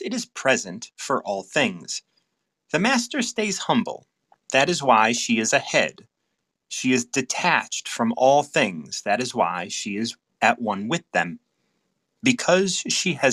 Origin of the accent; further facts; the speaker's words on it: United States; I'm from the States